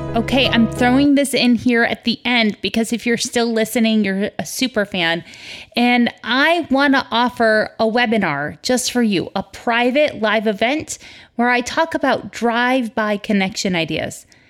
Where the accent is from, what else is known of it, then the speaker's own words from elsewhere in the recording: United States; I'm American